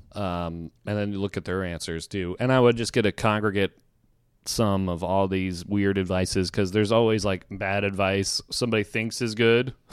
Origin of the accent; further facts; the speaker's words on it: Virginia, United States; moved away; I'm from Virginia